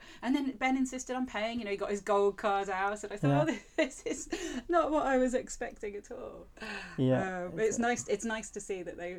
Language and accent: English; England, United Kingdom; also born or lived in Spain; because I grew up in England and Spain